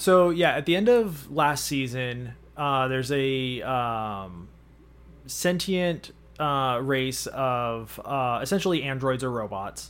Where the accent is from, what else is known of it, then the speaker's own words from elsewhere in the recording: United States; we're American